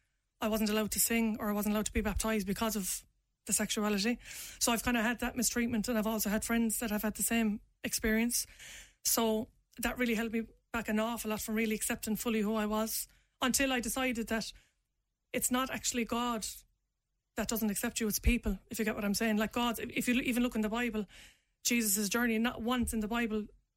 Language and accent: English; Limerick, Munster, Ireland; Because I am from Limerick City, I am from Ireland, and even if I'm going to rap, I want to rap in my own voice, like, and be authentic.